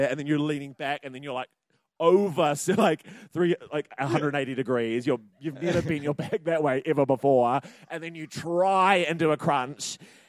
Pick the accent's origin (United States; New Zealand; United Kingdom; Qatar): New Zealand; Christchurch, Canterbury; born or raised there; moved away